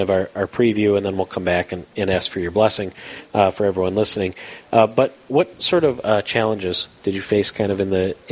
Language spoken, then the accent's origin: English; Detroit, Michigan, United States; I grew up in Detroit